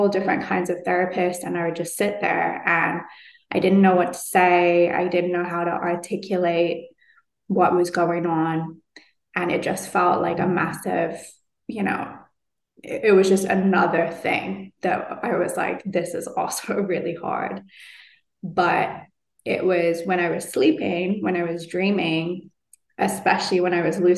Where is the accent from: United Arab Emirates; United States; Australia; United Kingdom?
United Kingdom; London; moved away; back to London, back to my hometown